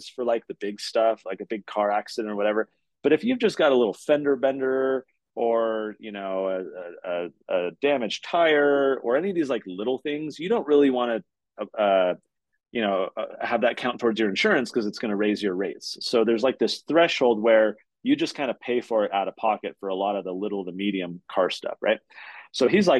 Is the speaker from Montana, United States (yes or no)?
no; California, United States; now in Utah, United States; I'm from California